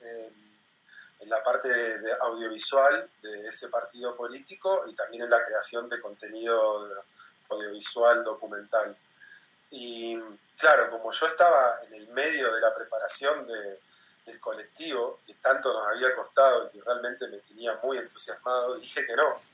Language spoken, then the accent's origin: Spanish; Comodoro Rivadavia, Chubut, Argentina; moved away as an adult; also born or lived in Buenos Aires; now in Hamburg, Germany; Yo me fui de Comodoro a los 18 años para estudiar en Buenos Aires